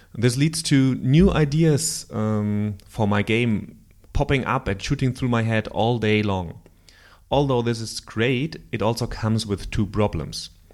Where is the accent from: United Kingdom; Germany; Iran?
Germany; accent: German; English is a second language; my bloody German accent